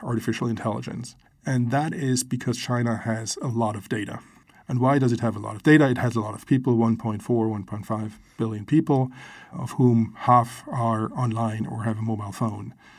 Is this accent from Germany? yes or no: yes; Germany; I grew up in Germany, and when the wall was still up